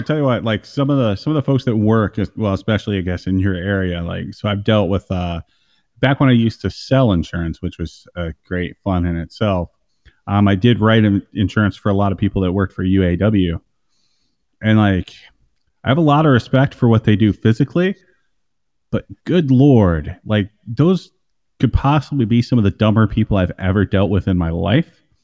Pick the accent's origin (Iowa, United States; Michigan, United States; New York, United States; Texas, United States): Iowa, United States; I grew up in Iowa